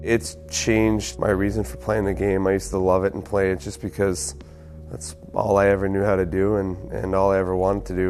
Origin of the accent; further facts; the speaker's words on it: Halifax, Nova Scotia, Canada; the Maritimes and growing up where I did is it's a very simple life